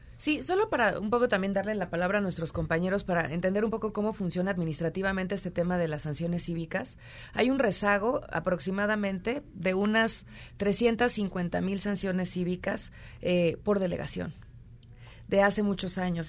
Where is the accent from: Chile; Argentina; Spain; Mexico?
Mexico; como mexicanos